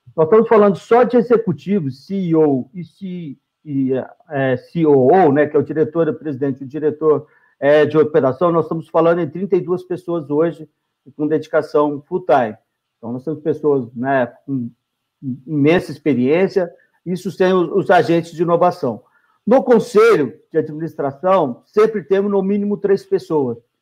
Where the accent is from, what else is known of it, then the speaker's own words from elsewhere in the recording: Minas Gerais, Brazil; a gente é mineiro